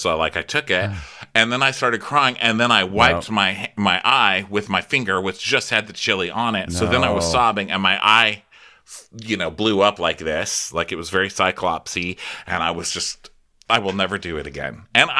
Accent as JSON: {"language": "English", "town": "El Paso", "region": "Texas", "country": "United States", "said": "I'm from El Paso, Texas, okay? I know my chili."}